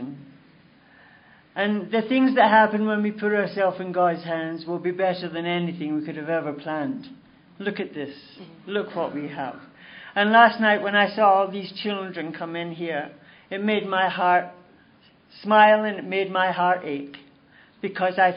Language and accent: English; Glasgow, Scotland, United Kingdom; now in Toronto, Canada; I was born in Glasgow, Scotland, and I was born into a really nice Catholic family